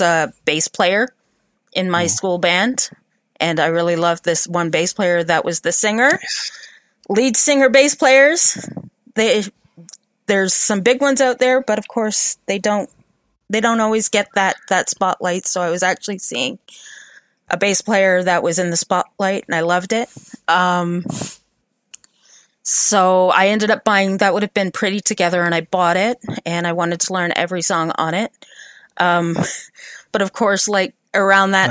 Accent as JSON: {"language": "English", "town": "Sarnia", "region": "Ontario", "country": "Canada", "moved": "yes", "said": "I'm originally from Sarnia, right on the border there"}